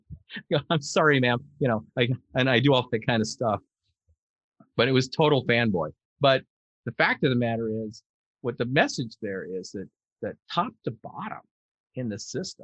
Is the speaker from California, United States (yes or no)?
yes; California, United States; I am being a Californian